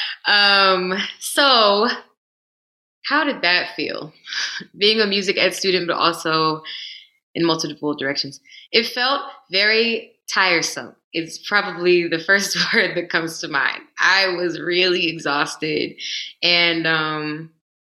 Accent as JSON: {"language": "English", "town": "Baton Rouge", "region": "Louisiana", "country": "United States", "moved": "as an adult", "said": "I'm from Baton Rouge and I went to school at LSU and I wanted to get out of Baton Rouge."}